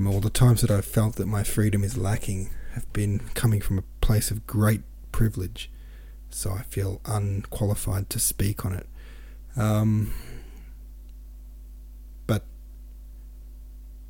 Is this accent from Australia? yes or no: yes; Australia; I'm from Australia.